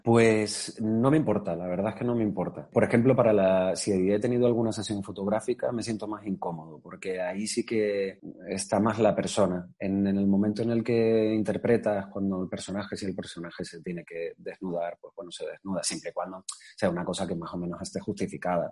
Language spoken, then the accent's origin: Spanish; Tenerife, Canary Islands, Spain; now in Madrid, Spain; me fui a Tenerife, yo soy de allí, soy canario